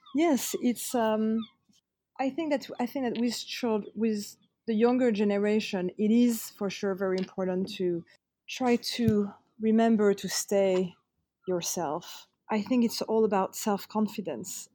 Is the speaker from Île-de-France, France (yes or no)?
yes; Paris, Île-de-France, France; growing up in Paris